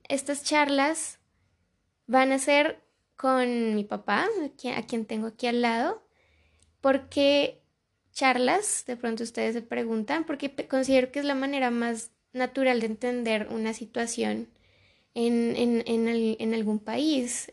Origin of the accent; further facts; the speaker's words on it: Colombia; hermanos colombianos